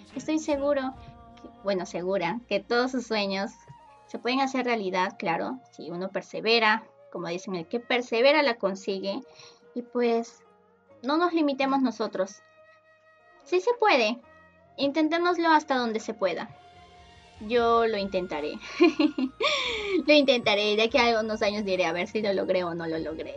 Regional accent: Peru; Yo soy de Perú

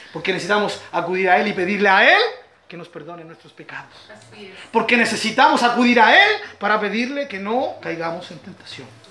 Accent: Chile; mi Chile

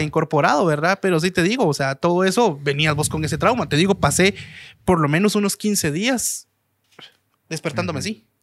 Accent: Guatemala City, Guatemala Department, Guatemala; now in United States; De la capital

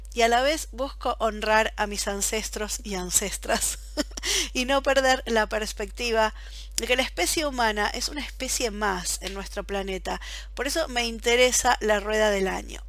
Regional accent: Buenos Aires, Argentina; moved away as an adult; now in Belgium; Yo como soy de Buenos Aires

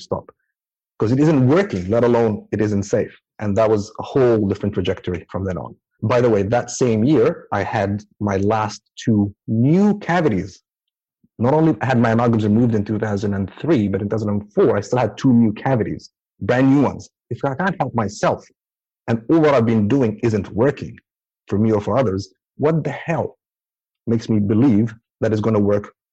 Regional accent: Abu Dhabi, United Arab Emirates; now in Auckland, New Zealand; I grew up in Abu Dhabi

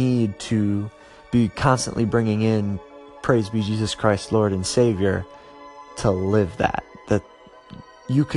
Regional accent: Ohio, United States; my home state of Ohio

